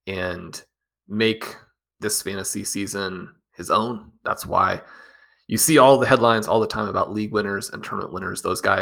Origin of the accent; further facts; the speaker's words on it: Kansas City, United States; I'm a college basketball guy. I grew up in Kansas City, just down the road from Lawrence.